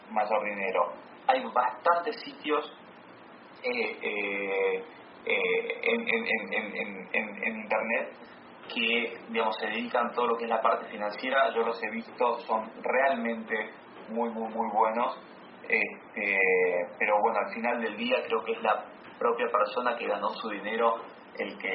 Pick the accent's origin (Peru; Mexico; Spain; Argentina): Argentina; yo soy argentino, soy latinoamericano y, muy orgulloso de eso.